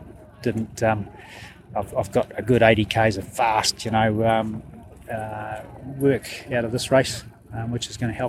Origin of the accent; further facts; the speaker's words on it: Dunedin, Otago, New Zealand; I'm from Dunedin, so it's not far away.